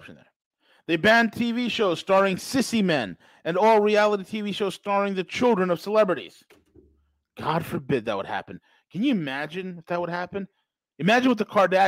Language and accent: English; New York, United States; I'm from New York.